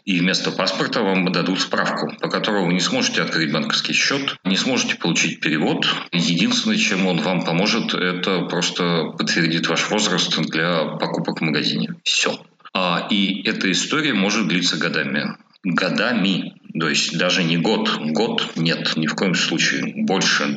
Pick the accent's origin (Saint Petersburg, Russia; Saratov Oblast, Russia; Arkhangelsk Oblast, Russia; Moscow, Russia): Moscow, Russia; moved away as an adult; now in Kyiv, Ukraine; я как москвич